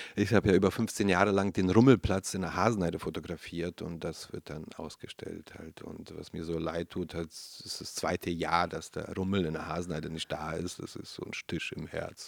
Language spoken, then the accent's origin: German; Berlin, Germany; ich bin Neukölln aufgewachsen